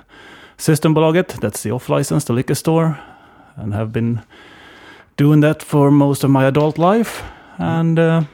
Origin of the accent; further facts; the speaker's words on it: Varberg, Halland County, Sweden; also born or lived in Tångaberg; I was born in outside of Varberg, and spent my first 12 years in a place called Tångaberg. It's 6 kilometers outside of town. So yeah, basically in or around Varberg my entire life.